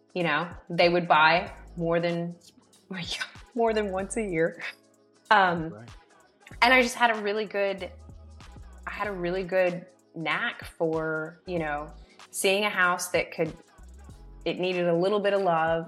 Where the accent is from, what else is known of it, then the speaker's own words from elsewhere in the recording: Atlanta, Georgia, United States; I grew up in Atlanta, Georgia